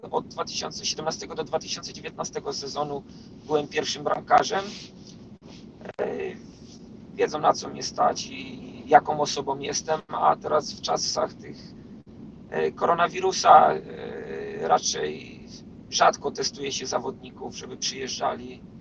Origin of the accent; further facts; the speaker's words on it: Poland; moved away; Ja, ja wyjechałem z Polski w 2012 roku.